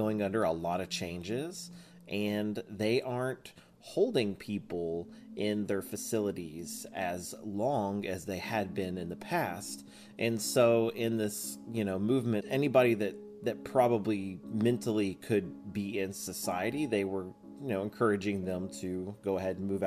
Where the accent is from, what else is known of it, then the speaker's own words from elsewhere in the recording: Choctaw, Oklahoma, United States; also born or lived in Midwest City, Oklahoma; I grew up in Choctaw, which is like just down the road